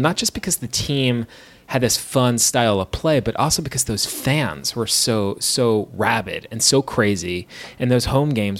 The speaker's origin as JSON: {"language": "English", "region": "New York", "country": "United States", "tie": "born or raised there", "said": "growing up in the Northeast, I grew up in New York"}